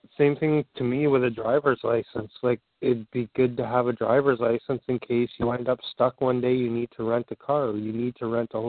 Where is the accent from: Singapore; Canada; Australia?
Canada; I'm a Canadian citizen.